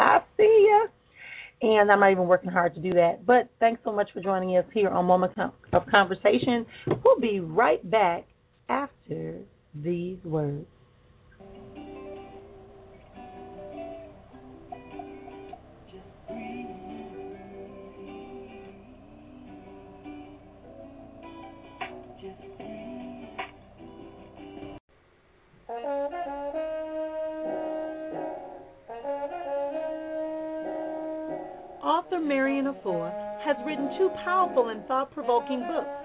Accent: Milwaukee, Wisconsin, United States; here in my hometown of Milwaukee, Wisconsin.

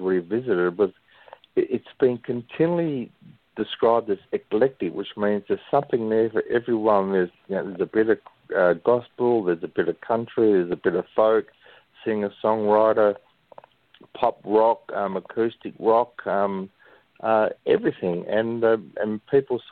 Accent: Western Australia, Australia; I'm an Australian, West Australian born singer-songwriter

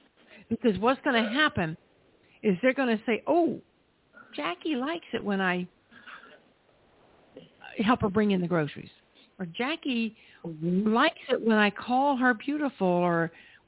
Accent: South Carolina, United States; when I was growing up in South Carolina

